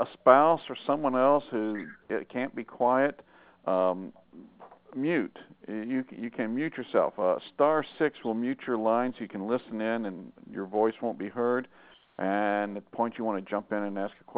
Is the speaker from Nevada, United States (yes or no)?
no; Arkansas, United States; moved away; I went home to Arkansas, and my hometown is right on the Oklahoma border.